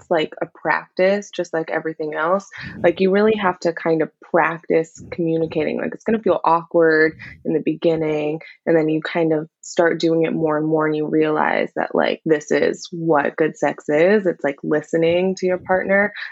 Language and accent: English; California, United States; moved away as an adult; now in Brooklyn, United States; I'm from California